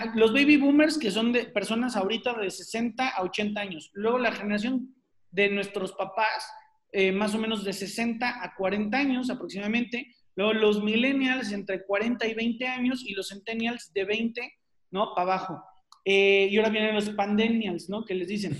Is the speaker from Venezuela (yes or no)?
no; Mexico; los mexicanos somos súper sociales